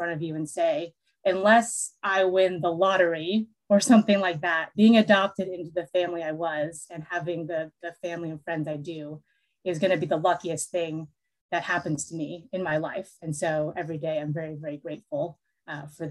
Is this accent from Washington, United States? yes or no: yes; Seattle, Washington, United States; also born or lived in Seoul, South Korea; I was actually born in Seoul, South Korea, and then I was adopted as a little baby, 5 months old, and brought over to America, and I was raised in Seattle.